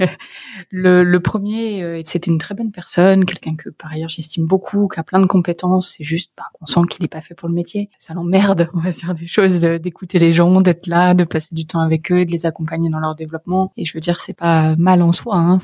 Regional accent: Creil, Hauts-de-France, France; moved away; je viens d'une lignée d'agriculteurs bretons. Euh, si j'ai grandi à Creil

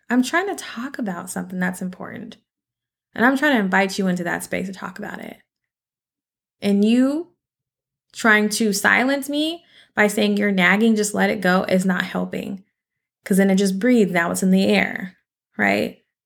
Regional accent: Seattle, Washington, United States; I'm from Seattle.

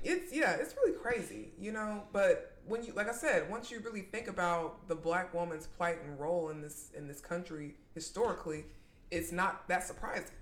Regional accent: McDonough, Georgia, United States; now in Atlanta, United States; I was born and raised in McDonough, Georgia

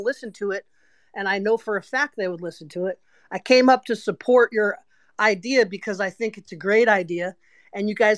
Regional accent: Florida, United States; I'm from Florida

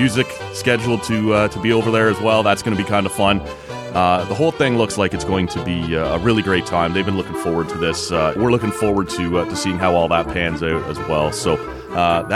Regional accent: Oshawa, Ontario, Canada; I grew up in Oshawa, actually, so when I get back down to visit some buddies there in the Durham region

